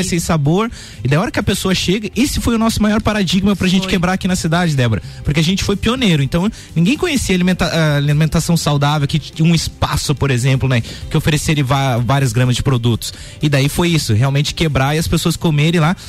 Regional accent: Lages, Santa Catarina, Brazil; also born or lived in São José; Eu me criei praticamente aqui em Lages, sou natural de São José, né? Então, mas eu vim muito cedo para Lages

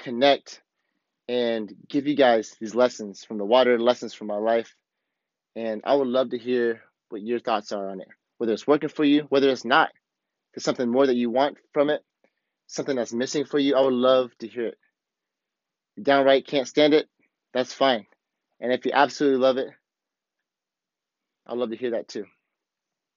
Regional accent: the Midwest of America, United States; moved away; also born or lived in Alton, Illinois; me growing up in the Midwest of America

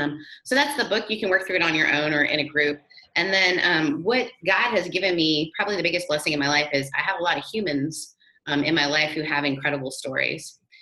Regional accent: Canada; accent: Brethrenadian; also born or lived in Mississippi; My mother is British. I grew up in Canada, and then I moved to Mississippi. So I'm British Southern Canadian. So I'm Brethrenadian.

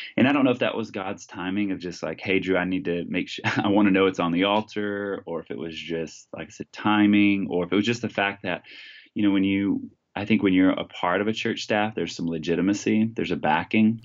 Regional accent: Texas, United States; now in Washington, United States; was born and raised in Texas

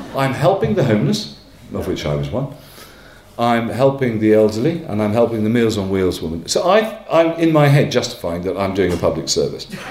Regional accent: Northumberland, North East England, United Kingdom; now in London, United Kingdom; I come from Northumberland, I come from one of those families

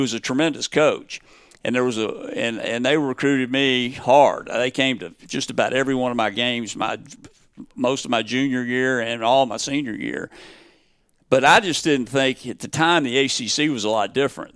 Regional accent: Knoxville, Tennessee, United States; also born or lived in Nashville; I was born in Knoxville and, uh, grew up here, went to Bearden, uh, elementary, Bearden Middle, and Bearden High School

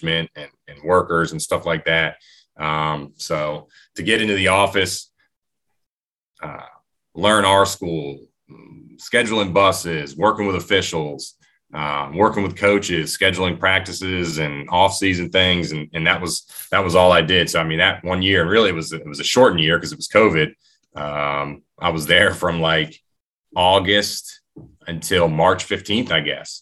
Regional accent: Stafford County, Virginia, United States; I grew up in Stafford County

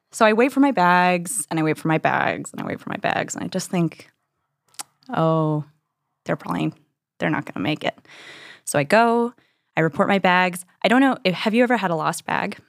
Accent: New Mexico, United States; now in New York, United States; I'm from New Mexico.

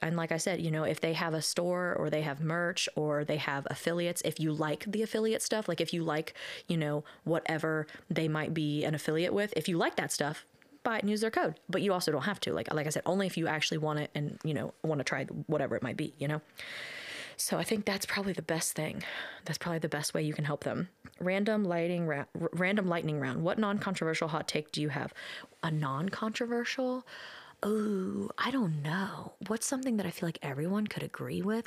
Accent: Ohio, United States; we're from Ohio

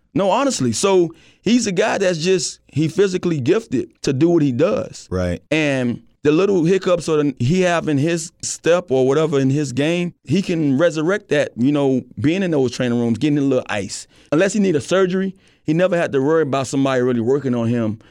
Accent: Miami, Florida, United States; growing up in Miami

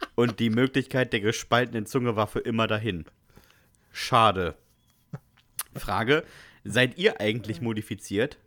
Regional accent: GDR, East Germany, Germany; Ich bin aus der DDR

